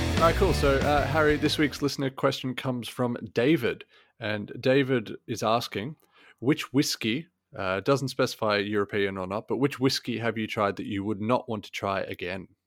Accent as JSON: {"language": "English", "country": "Australia", "tie": "born or raised there", "said": "growing up in Australia"}